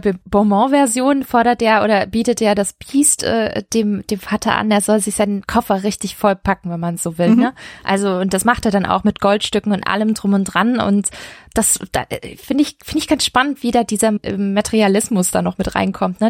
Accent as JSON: {"language": "German", "town": "Stuttgart", "region": "Baden-Württemberg", "country": "Germany", "said": "ich komme aus Stuttgart"}